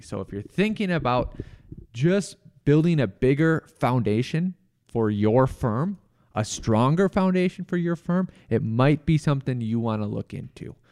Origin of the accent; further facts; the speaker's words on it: Rochester, United States; my hometown in Ro-, Rochester